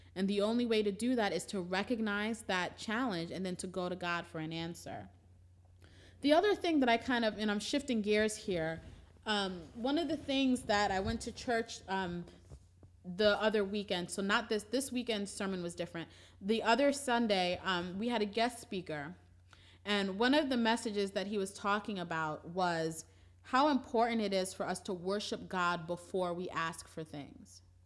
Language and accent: English; New York City, New York, United States; We're originally from Brooklyn.